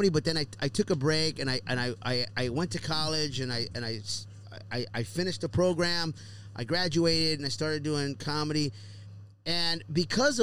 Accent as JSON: {"language": "English", "town": "Houston", "region": "Texas", "country": "United States", "tie": "born or raised there", "moved": "yes", "said": "back home in my hometown in Houston, Texas"}